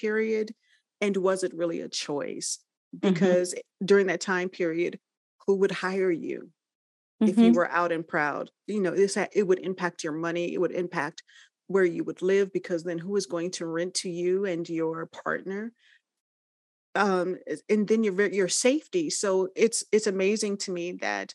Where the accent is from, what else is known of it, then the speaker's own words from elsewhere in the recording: Los Angeles, California, United States; we come from the South and then made that migration West. So we grew up in the Los Angeles area